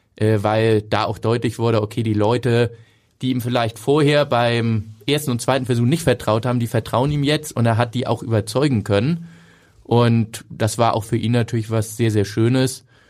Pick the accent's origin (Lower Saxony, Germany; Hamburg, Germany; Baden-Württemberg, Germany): Hamburg, Germany; als Hamburger